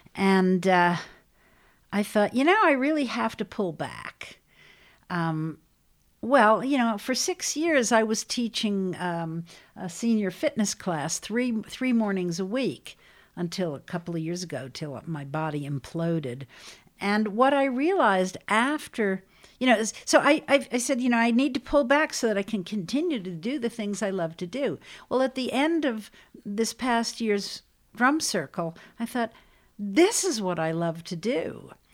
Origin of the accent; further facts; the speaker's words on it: twenty miles outside of New York City, United States; I grew up about twenty miles outside of New York City, northeast towards Connecticut.